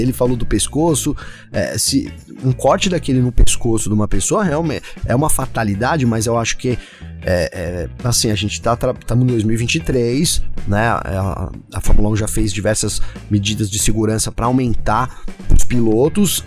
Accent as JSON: {"language": "Portuguese", "country": "Brazil", "said": "eu sou brasileiro"}